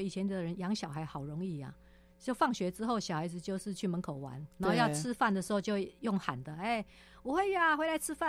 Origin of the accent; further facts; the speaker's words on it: Taipei, Taiwan; 住万华，